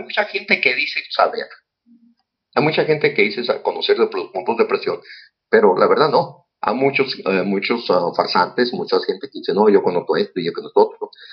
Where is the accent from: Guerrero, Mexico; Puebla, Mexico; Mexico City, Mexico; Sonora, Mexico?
Sonora, Mexico; San Luis Río Colorado; Yo empecé en las artes marciales en San Luis Colorado, Sonora. Ahí nací. Soy originario de San Luis.